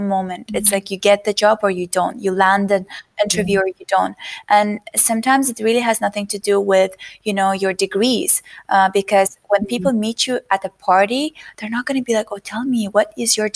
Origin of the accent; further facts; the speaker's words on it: Azerbaijan; moved away as an adult; also born or lived in United States; I was born and raised in Azerbaijan